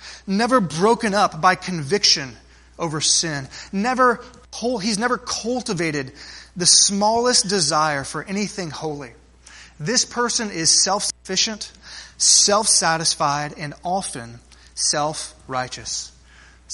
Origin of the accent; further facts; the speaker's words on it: South Texas, United States; growing up in South Texas